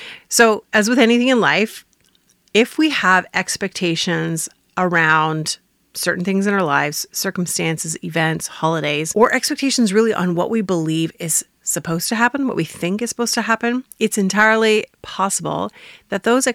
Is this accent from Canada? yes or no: yes; Northern Ontario, Canada; also born or lived in Cape Girardeau; I come from Northern Ontario